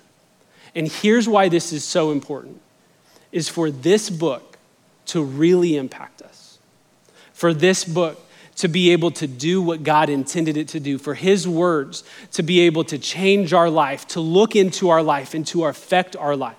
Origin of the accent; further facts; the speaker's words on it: Albuquerque, New Mexico, United States; now in Texas, United States; I grew up in Albuquerque, New Mexico, but my mom is from Texas